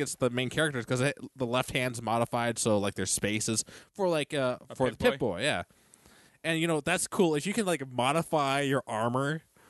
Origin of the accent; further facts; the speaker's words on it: the South, United States; accent: southern; I try, but I'm just working my southern accent.